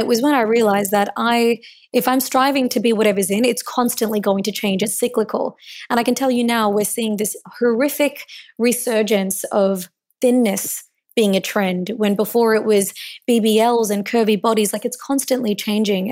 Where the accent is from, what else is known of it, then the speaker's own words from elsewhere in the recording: Melbourne, Victoria, Australia; so I was born in Melbourne, and I was born to Indian immigrants